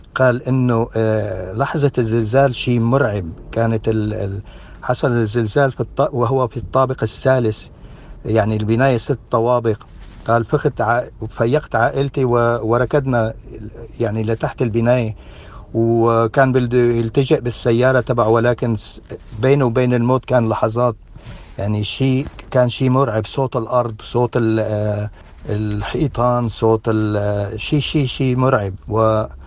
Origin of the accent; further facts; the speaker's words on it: Latakia, Latakia Governorate, Syria; moved away; عندنا بسوريا